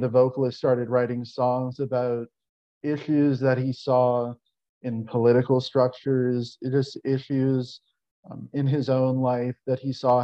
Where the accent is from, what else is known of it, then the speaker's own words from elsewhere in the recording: New Orleans, Louisiana, United States; moved away as an adult; now in Mississippi, United States; I'm born and raised in New Orleans, relocated to Mississippi a few years ago.